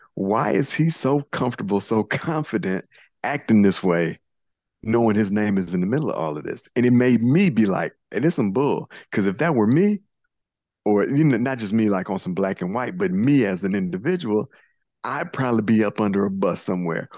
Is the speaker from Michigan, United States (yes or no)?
yes; Inkster, Michigan, United States; I'm from Inkster, Michigan, born raised